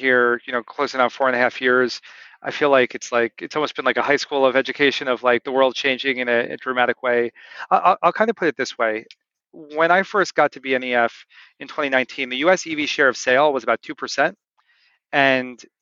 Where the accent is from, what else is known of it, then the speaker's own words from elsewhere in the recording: New Jersey, United States; I'm from New Jersey